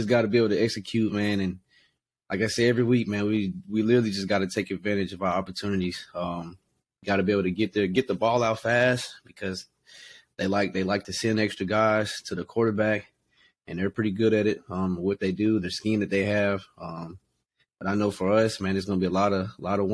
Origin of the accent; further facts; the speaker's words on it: South Carolina, United States; moved away; I'm from South Carolina